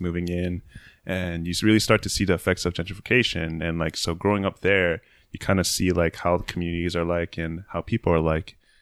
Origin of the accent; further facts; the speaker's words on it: San Francisco, California, United States; moved away as an adult; also born or lived in San Jose; now in Tokyo, Japan; born and raised in San Francisco